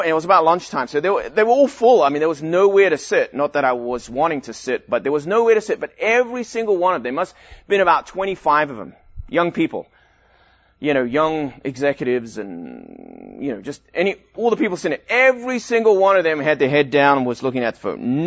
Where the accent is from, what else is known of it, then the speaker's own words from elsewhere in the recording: Durban, KwaZulu-Natal, South Africa; now in United States; I grew up in South Africa in Durban, right at the beach